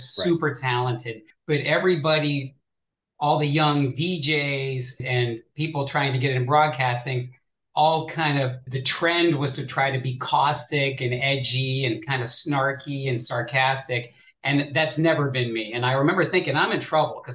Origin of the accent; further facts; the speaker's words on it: Pittsburgh, Pennsylvania, United States; now in Columbus, United States; I grew up in Pittsburgh